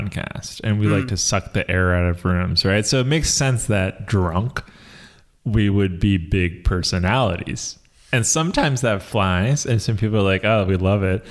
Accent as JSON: {"language": "English", "town": "New York City", "region": "New York", "country": "United States", "tie": "born or raised there", "moved": "as an adult", "said": "I'm from New York. I lived in New York for"}